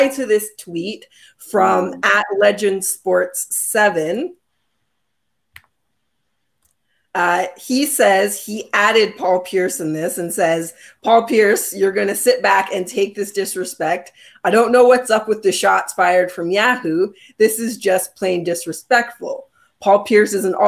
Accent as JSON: {"language": "English", "country": "Canada", "said": "I am proudly Canadian"}